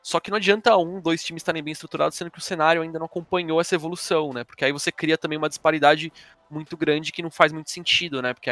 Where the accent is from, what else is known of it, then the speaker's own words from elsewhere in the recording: São Paulo, Brazil; eu sou da Vila Carrão